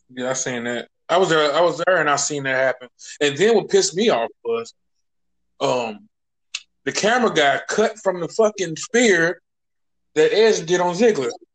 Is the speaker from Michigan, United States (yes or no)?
no; St. Louis, Missouri, United States; St. Louis, my hometown.